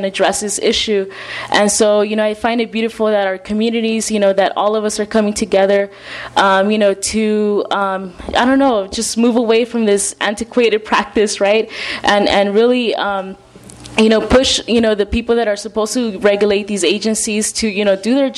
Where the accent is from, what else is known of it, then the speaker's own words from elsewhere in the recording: Los Angeles, California, United States; I was born and raised in South Los Angeles